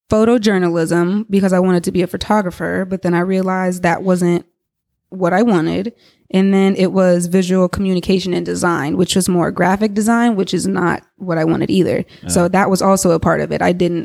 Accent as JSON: {"language": "English", "town": "Cincinnati", "region": "Ohio", "country": "United States", "tie": "born or raised there", "said": "my mom had been living at the house actually where I grew up in Cincinnati, and she's still there."}